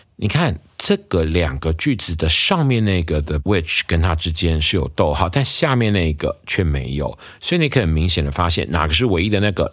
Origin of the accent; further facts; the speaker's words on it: Taiwan; 我们台湾人的母亲节习俗